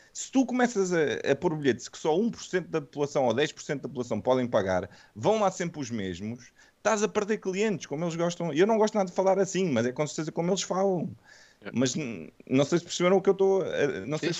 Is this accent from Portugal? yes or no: yes; Lisbon, Portugal; eu sou de Lisboa